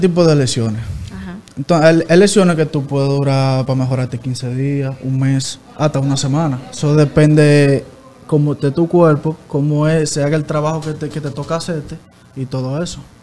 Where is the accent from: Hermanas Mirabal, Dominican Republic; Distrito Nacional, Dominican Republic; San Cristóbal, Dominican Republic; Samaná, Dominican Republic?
Hermanas Mirabal, Dominican Republic; Salcedo; Yo soy de Barrio Invi, eh, Salcedo.